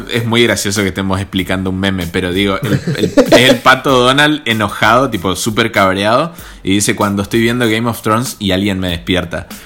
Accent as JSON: {"language": "Spanish", "country": "Argentina", "said": "soy un infiltrado argentino en un podcast mexicano"}